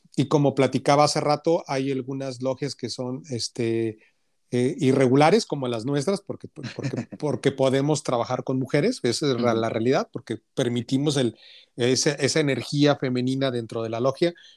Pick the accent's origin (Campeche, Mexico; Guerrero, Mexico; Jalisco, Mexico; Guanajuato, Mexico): Jalisco, Mexico; Guadalajara; moved away as an adult; also born or lived in Monterrey; yo soy de Guadalajara, pero, pero viví 10 años en Monterrey